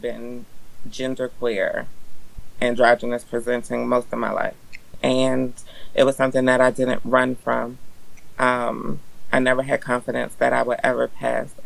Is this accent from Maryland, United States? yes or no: yes; Eastern Shore, Maryland, United States; When I was growing up, I grew up on the Eastern Shore, which is very non-queer existence